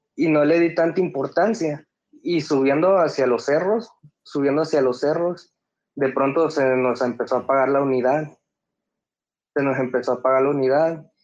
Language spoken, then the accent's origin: Spanish; Acayucan, Veracruz, Mexico; soy de Veracruz